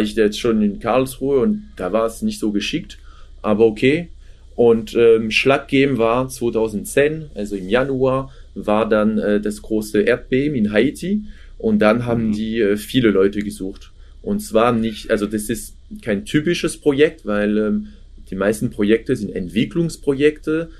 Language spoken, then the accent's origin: German; France; now in Germany; ich komme ursprünglich aus Frankreich